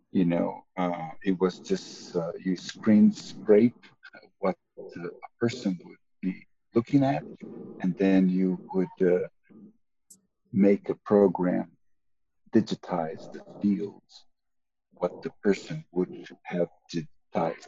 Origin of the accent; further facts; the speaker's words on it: Brazil; moved away as an adult; also born or lived in Tulsa, United States; now in United States; I am native from Brazil